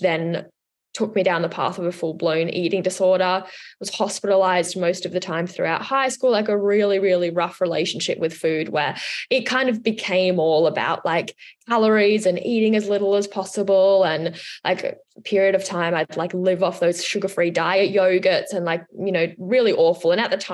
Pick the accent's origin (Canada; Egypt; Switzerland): Switzerland; now in Australia; I'm from Switzerland